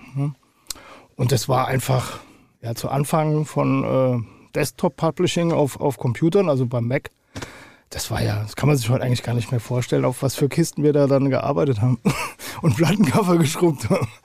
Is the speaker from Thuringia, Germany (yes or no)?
no; Hattersheim am Main, Hesse, Germany; also born or lived in Hofheim am Taunus; ich bin äh, aus Hattersheim-Okriftel